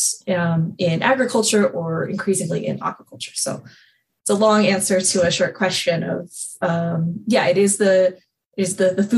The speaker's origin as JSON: {"language": "English", "region": "Texas", "country": "United States", "moved": "yes", "said": "I'm from Texas"}